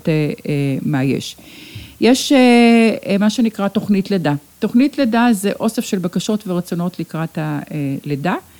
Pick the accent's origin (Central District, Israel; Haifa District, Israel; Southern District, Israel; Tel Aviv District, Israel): Tel Aviv District, Israel; Ramat Gan; כאן נולדתי, כאן נולדו לי ילדיי